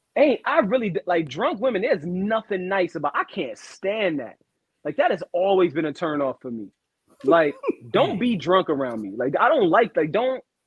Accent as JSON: {"language": "English", "town": "New York City", "region": "New York", "country": "United States", "said": "I'm from Brooklyn"}